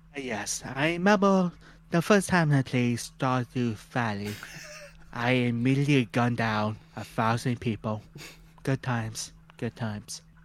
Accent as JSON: {"language": "English", "country": "Canada", "said": "we're Canadian"}